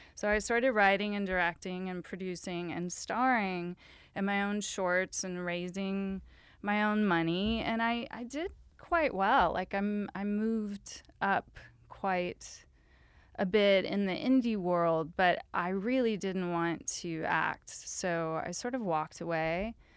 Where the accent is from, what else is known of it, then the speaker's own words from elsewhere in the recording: Louisiana, United States; moved away; I'm a screenwriter, and I'm, I'm from Louisiana